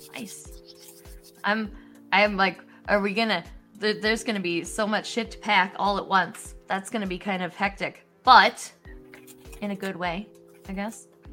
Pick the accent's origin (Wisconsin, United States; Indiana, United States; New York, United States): Wisconsin, United States; now in Illinois, United States; I'm from Wisconsin